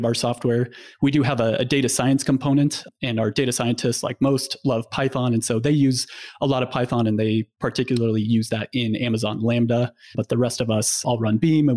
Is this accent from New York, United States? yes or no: no; Nebraska, United States; I grew up in Nebraska